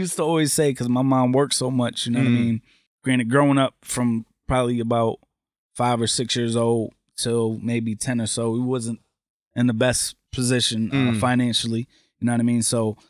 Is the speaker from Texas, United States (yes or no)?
no; Waterbury, Connecticut, United States; also born or lived in Massachusetts; moved to Waterbury.